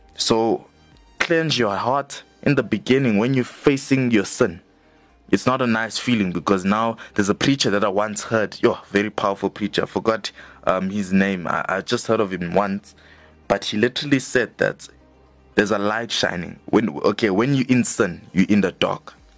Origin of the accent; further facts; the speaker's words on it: Johannesburg, Gauteng, South Africa; we are both from Johannesburg South